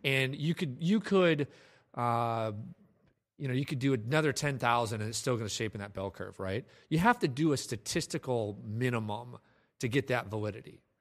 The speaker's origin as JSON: {"language": "English", "town": "Ames", "region": "Iowa", "country": "United States", "tie": "born or raised there", "also_born_or_lived": "Des Moines, Iowa", "said": "I lived in Des Moines. I grew up in Ames, Iowa. Lived in Des Moines for a couple years"}